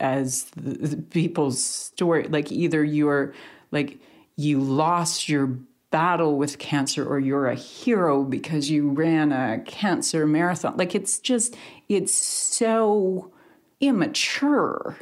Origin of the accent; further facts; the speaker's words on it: Canada; as two Canadians, as two Canadian journalists